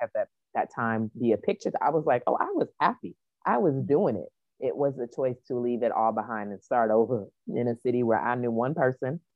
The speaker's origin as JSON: {"language": "English", "region": "Hawaii", "country": "United States", "tie": "born or raised there", "also_born_or_lived": "Chicago", "moved": "yes", "lives_now": "Atlanta, United States", "said": "I grew up in Hawaii"}